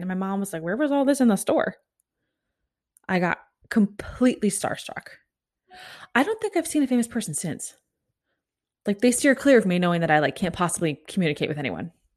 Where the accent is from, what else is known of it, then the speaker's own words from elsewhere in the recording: Overland Park, Kansas, United States; my hometown of Over Elm Park, Kansas